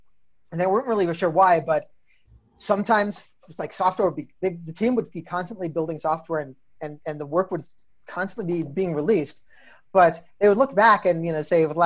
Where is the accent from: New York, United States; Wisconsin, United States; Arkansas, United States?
New York, United States; I'm from New York